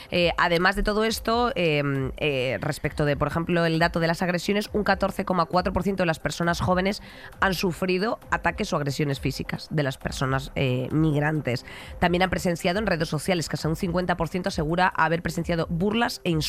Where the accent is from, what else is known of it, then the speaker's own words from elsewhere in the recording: Catalonia, Spain; oiga, yo no mm. tengo por qué estar explicando a cada sitio que voy que yo soy perfectamente catalana, ¿sabes a lo que me refiero?